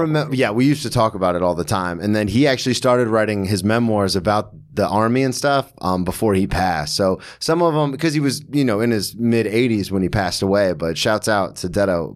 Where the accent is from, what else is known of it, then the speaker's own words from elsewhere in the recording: Florida, United States; moved away as an adult; also born or lived in Daytona / Oklahoma City; now in New York, United States; So I've born and raised in Florida my whole life.